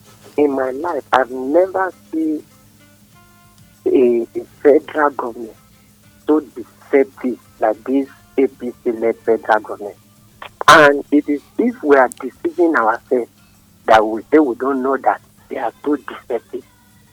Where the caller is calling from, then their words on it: Nigeria; I'm calling from Adam.